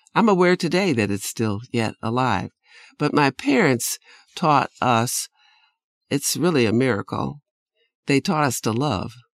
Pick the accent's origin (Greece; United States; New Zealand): United States; North Shore of Chicago, Illinois; I was born on the North Shore in a wealthy enclave north of the city of Chicago